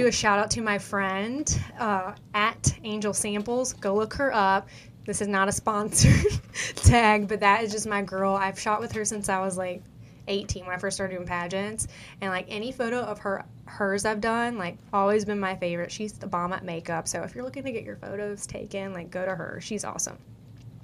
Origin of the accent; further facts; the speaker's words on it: the South, United States; accent: country; I'm from the South